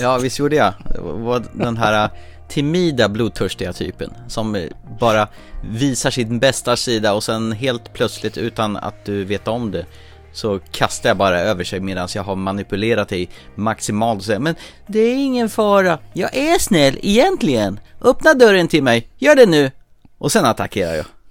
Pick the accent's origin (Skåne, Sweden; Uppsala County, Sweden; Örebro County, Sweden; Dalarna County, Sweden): Örebro County, Sweden; Närke; jag är ju från Närke